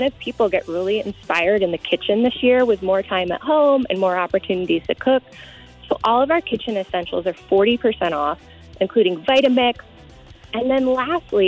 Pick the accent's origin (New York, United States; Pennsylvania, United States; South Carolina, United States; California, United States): Pennsylvania, United States; I'm from Pennsylvania